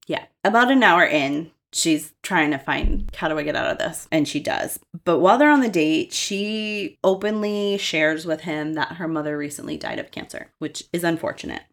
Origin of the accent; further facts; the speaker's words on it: Massachusetts, United States; I'm from Massachusetts